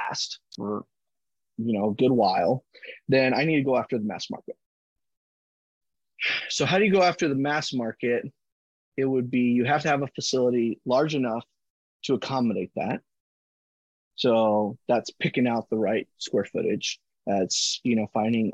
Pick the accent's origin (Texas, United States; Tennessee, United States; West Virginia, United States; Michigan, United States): Texas, United States; Kingsville; I grew up in Kingsville